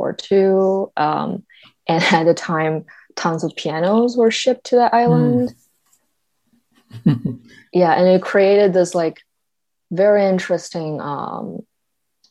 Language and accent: English; China; first language Mandarin; English is a second language; moved away; I grew up in China